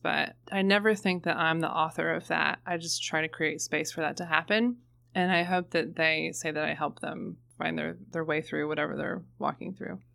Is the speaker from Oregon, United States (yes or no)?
no; Florence, Kentucky, United States; I'm originally from Florence, Kentucky, right across the river.